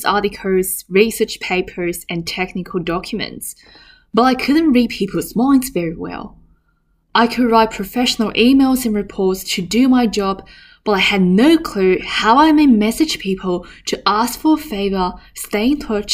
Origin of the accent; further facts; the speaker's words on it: China; English is a second language; moved away as an adult; now in Melbourne, Australia; growing up in China